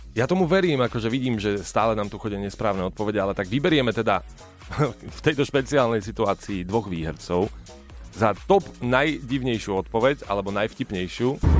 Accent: Košice, Košice Region, Slovakia; ja som chlapec z Košic

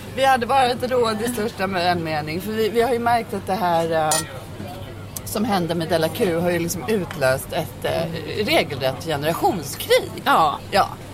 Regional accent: Sweden; Jag är också från Uppland

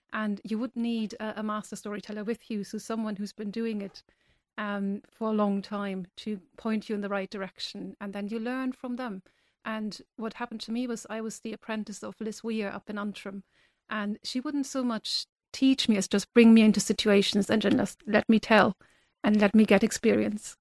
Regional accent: Germany; moved away as an adult; now in Ireland; I'm originally from Germany

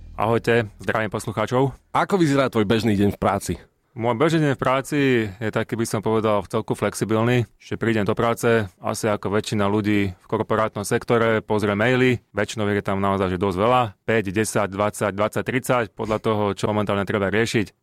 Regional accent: Slovakia; my Slováci

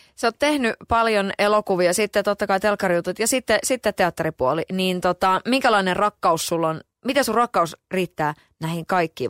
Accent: Kotka, Kymenlaakso, Finland; Mä oon käynyt itse koulua niin pyhtäällä siinä niin kuin lähellä. Et sikäli mä oon Kotkasta lähtöisin.

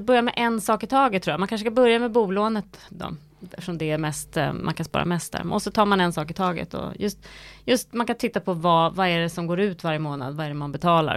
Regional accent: Sweden; vi svenskar

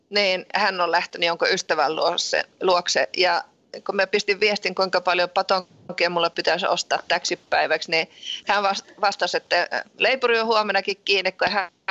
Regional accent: Ranua, Lapland, Finland; born there; mä oon itse syntynyt Ranualla ja se on Lapissa

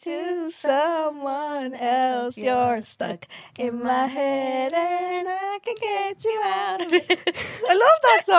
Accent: Dublin, Ireland; also born or lived in Canada

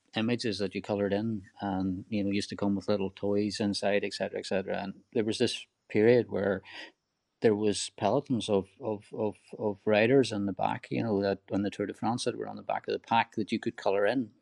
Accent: Donegal, Ulster, Ireland; rural Ireland where I grew up in Donegal

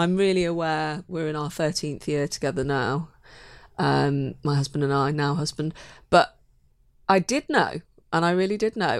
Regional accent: Manchester, North West England, United Kingdom; moved away as an adult; now in London, United Kingdom; I'm a Mancunian, so I was a, a northern girl trying to, trying to find my way in the south

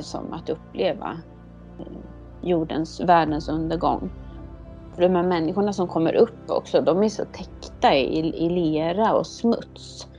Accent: Sweden; här hemma i Sverige

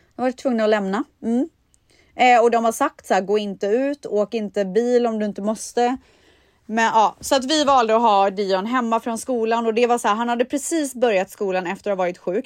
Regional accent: Borås, Västra Götaland, Sweden; moved away; jag är uppvuxen i Borås, det är ju Sveriges regnigaste stad

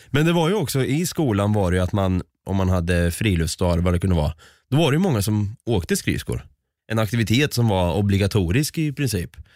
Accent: Östergötland, Sweden; du och jag som är från Östergötland

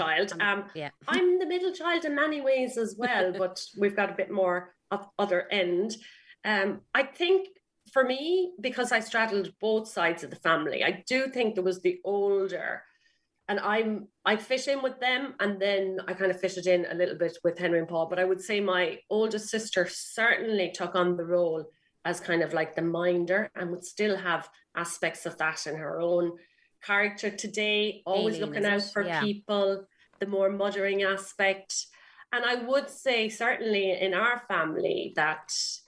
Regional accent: Ballyhale, County Kilkenny, Ireland; also born or lived in Waterford; my parents had a pub in a little village in South Kilkenny, kind of halfway between Waterford and Kilkenny

